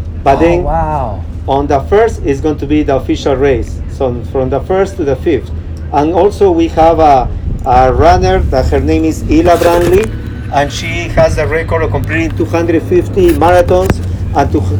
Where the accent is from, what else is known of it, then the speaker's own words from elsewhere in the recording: Peru; accent: Peruvian; moved away; also born or lived in Downey, California; I'm actually really from Peru